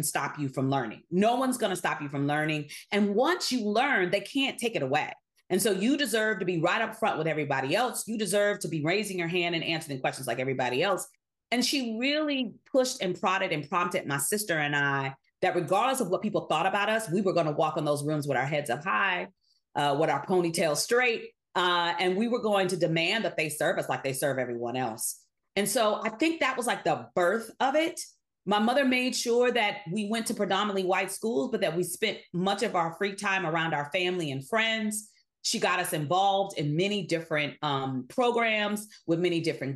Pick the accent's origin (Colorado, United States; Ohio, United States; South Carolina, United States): Ohio, United States; Akron; also born or lived in Dayton, Ohio; I grew up in Akron, Ohio. As a young child, it was Dayton, Ohio. And then probably around the fifth grade, my mother moved us to Akron, Ohio